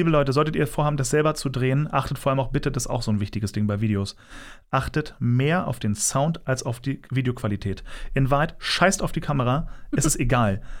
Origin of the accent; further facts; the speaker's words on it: Berlin, Germany; born there; Also, ich bin geboren in Berlin und äh, das war 1988.